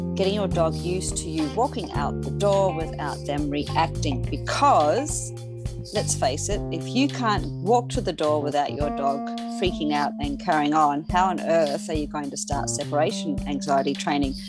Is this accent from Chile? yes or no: no; Australia; I'm from Australia